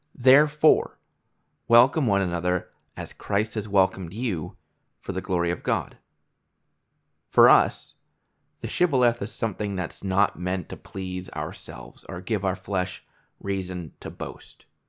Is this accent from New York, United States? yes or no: yes; New York, United States; moved away; I was born and raised in New York State